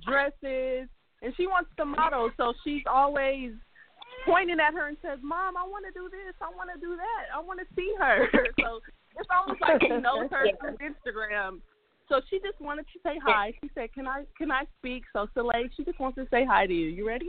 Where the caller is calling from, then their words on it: San Francisco, California, United States; I have my daughter here. We're calling from San Francisco, California